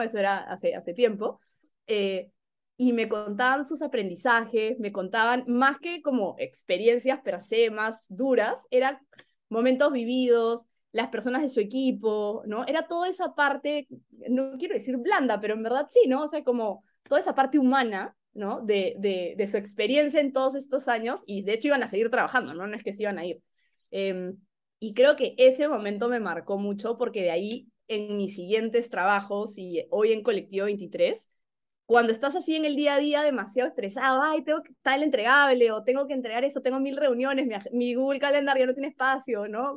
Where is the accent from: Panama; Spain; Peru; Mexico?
Peru; moved away as an adult; yo he sentido como peruana